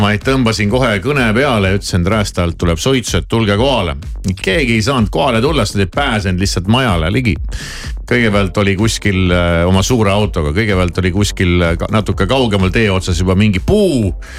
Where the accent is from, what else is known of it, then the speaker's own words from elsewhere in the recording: Tartu, Tartu County, Estonia; ma olen ju Tartust